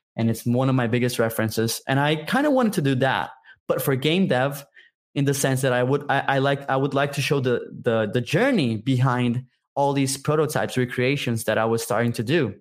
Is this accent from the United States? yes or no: no; Brazil; I'm from Brazil, by the way. I'm a Brazilian game developer